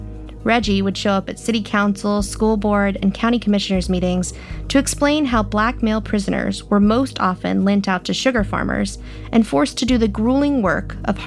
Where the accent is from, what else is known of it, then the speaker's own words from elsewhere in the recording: Houston, Texas, United States; I was born and raised in Houston. I went to Texas public schools and graduated from the University of Texas. I've written for newspapers and magazines across the state. Actually, I've never lived anywhere else.